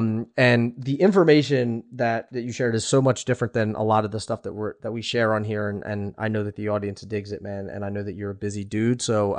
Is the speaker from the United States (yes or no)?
yes; Philadelphia, Pennsylvania, United States; moved away; I'm from Philly